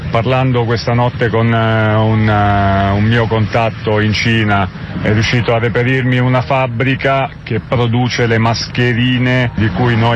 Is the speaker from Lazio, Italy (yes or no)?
yes; Rome, Lazio, Italy; sono di Roma